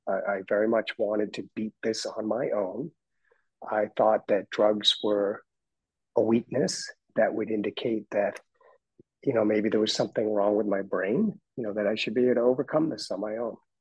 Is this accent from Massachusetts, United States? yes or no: yes; Boston, Massachusetts, United States; moved away as an adult; also born or lived in Dedham, Massachusetts / London; now in Florida, United States; I grew up in Boston.